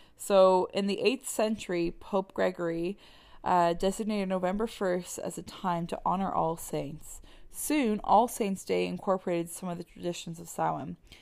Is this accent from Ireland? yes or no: yes; Ireland; moved away; I'm from Ireland